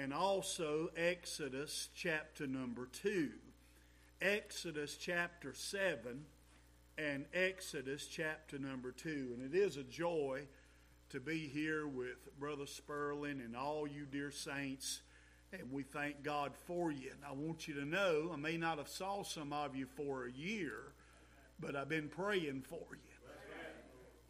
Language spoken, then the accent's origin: English; Brown Mountain, United States; We grew up in Brown Mountain.